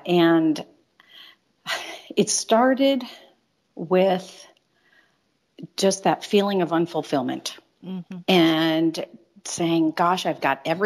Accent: Chicago, Illinois, United States; moved away as an adult; back home to Chicago, which is my hometown

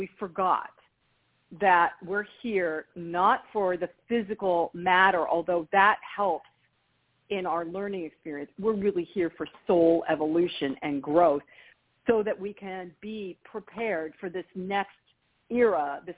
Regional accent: California, United States; I'm from California

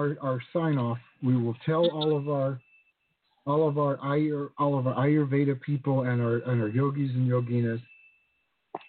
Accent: the South, United States; moved away; also born or lived in the islands; I grew up in the South

